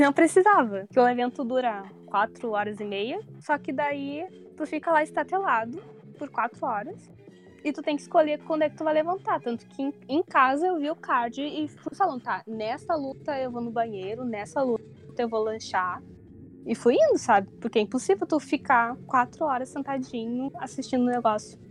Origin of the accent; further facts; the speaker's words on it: Porto Alegre, Rio Grande do Sul, Brazil; moved away as an adult; now in Tokyo, Japan; eu tenho 27 anos, eu sou de Porto Alegre